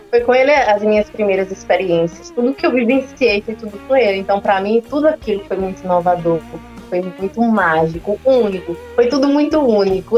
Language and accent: Portuguese; Guarabira, Paraíba, Brazil; moved away as an adult; also born or lived in São Paulo; eu sou de Guarabira